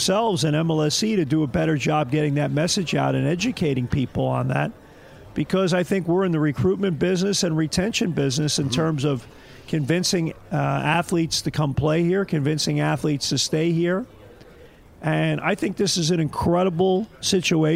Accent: New York City, New York, United States; moved away as an adult; now in Toronto, Canada; I grew up in Brooklyn

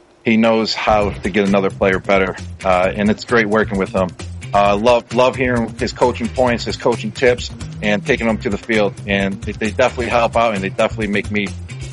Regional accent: Buffalo, New York, United States; moved away as an adult; now in New England, United States; I'm from Buffalo. I grew up in Buffalo.

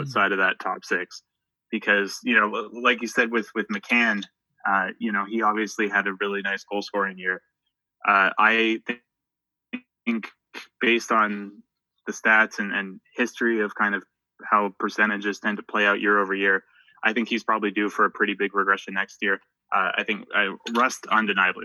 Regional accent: Halifax, Nova Scotia, Canada; home right now uh, in uh, Halifax, Nova Scotia, which is my hometown

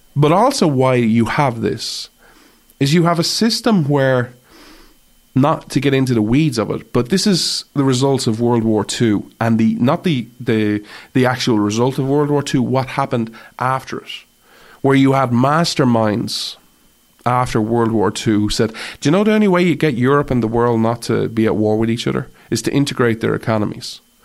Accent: Ireland; as an Irish person

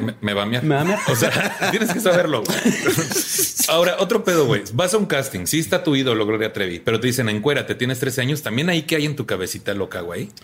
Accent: Tampico, Tamaulipas, Mexico; en mi tierra, en Tampico, también todos nos conocemos

